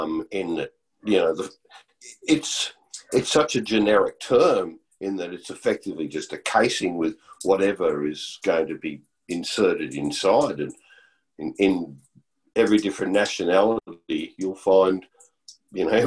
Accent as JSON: {"language": "English", "country": "New Zealand", "tie": "born or raised there", "said": "I was born in New Zealand"}